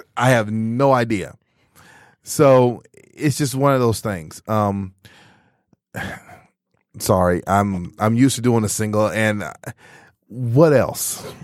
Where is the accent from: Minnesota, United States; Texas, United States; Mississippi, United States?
Texas, United States; moved away as an adult; also born or lived in Michigan; I was originally from Texas